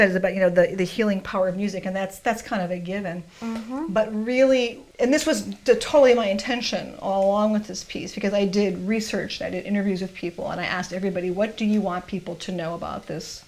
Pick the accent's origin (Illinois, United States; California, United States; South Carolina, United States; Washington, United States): Illinois, United States; Chicago; I'm from Chicago